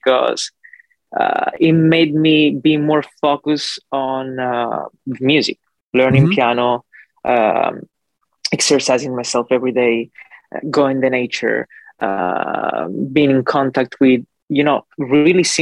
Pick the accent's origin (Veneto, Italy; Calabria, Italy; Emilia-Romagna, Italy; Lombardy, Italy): Calabria, Italy; English is a second language; moved away as an adult; also born or lived in New York / Los Angeles; now in Fort Lauderdale, United States; I was born in Italy, Calabria, in the southern part of Italy, actually just above Sicily. And I lived there for 25 years of my life.